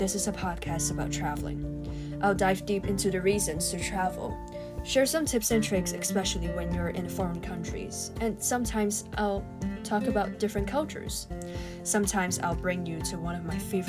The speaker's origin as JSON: {"language": "English", "country": "Hong Kong", "tie": "born or raised there", "said": "Growing up in Hong Kong, it's common for families to travel outside the city during holiday breaks"}